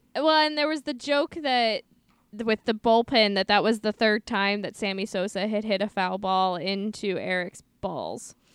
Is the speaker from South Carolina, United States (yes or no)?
no; St. Louis, Missouri, United States; I'm from Saint Louis. I grew up being taught to hate the Cubs